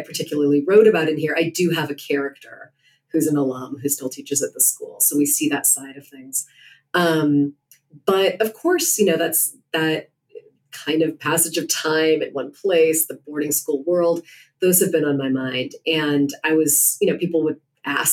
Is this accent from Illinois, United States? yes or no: yes; Chicago, Illinois, United States; I'm from Chicago.